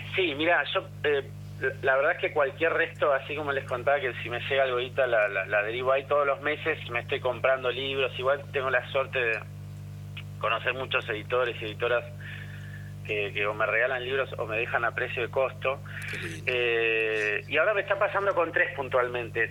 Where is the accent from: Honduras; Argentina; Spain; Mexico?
Argentina; somos argentinos